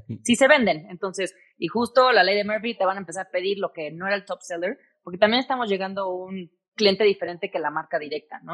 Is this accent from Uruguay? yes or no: no; Mexico City, Mexico; moved away; also born or lived in United States; Mis papás, todos, toda mi familia es de aquí, de la Ciudad de México, soy sumamente mexicana